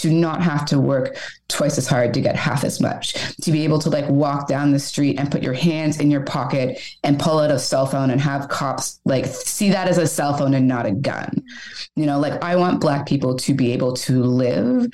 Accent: Canada; now in Montreal, Canada; The question is always, where are you from? And then you say Canada

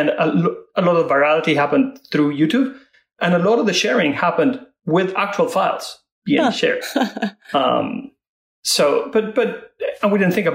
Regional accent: Argentina; moved away as an adult; also born or lived in London; I was born in Argentina, grew up there.

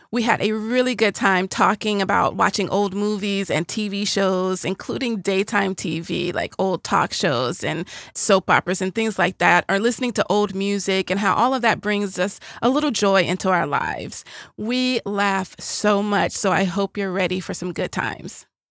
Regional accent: the South, United States; I'm from the South

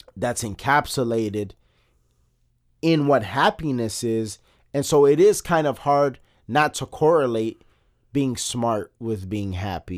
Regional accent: Chicago, Illinois, United States; we're both born and bred in Chicago

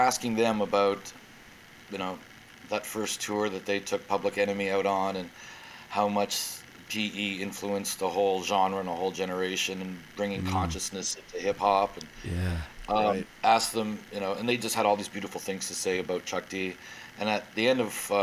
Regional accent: Welland, Ontario, Canada; I was born in Welland, Ontario.

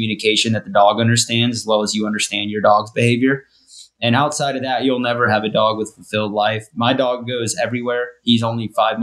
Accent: Sierra Nevada mountain ranges, Kennedy Meadows, California, United States; moved away as an adult; also born or lived in Northwest Wyoming; now in Wyoming, United States; I live in Northern Wyoming, Northwest Wyoming. And so I grew up in the Sierra Nevada mountain ranges up by Kennedy Meadows

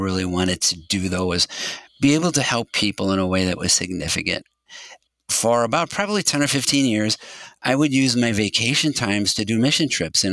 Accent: St. Louis, Missouri, United States; I was born and raised in St. Louis

